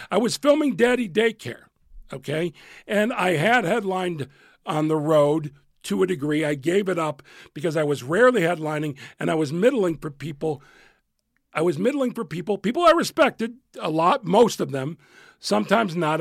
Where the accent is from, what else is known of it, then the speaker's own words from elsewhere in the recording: Chicago, Illinois, United States; moved away as an adult; also born or lived in New York / Los Angeles; I was from Chicago